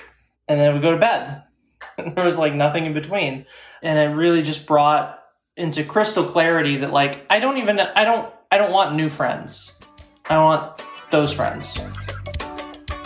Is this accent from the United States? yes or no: yes; Arkansas, United States; also born or lived in Washington, D.C.; now in Columbus, United States; a little queer kid growing up in Arkansas